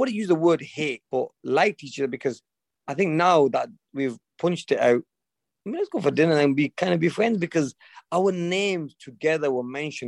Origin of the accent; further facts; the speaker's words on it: England, United Kingdom; I'm from England